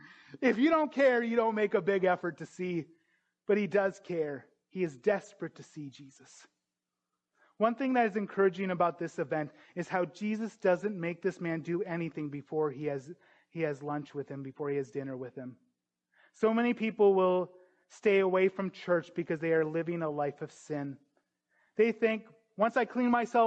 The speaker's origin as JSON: {"language": "English", "region": "North Dakota", "country": "United States", "tie": "born or raised there", "also_born_or_lived": "Dubuque, Iowa", "moved": "as an adult", "said": "I grew up in North Dakota"}